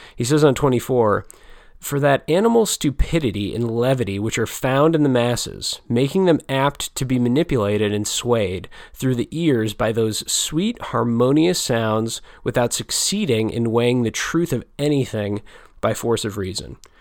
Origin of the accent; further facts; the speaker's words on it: United States; an American reader such as myself